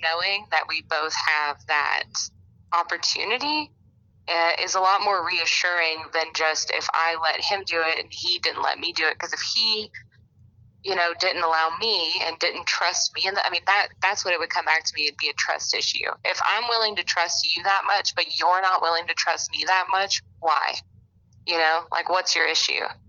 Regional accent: Alabama, United States; I'm from Alabama, and I'm 25.

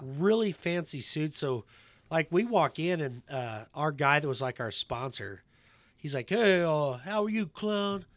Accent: Kansas, United States; moved away; I'm not from here. I grew up in Kansas

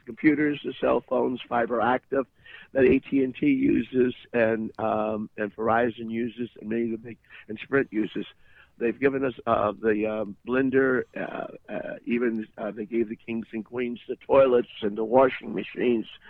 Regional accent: Midwest, United States; from the Midwest

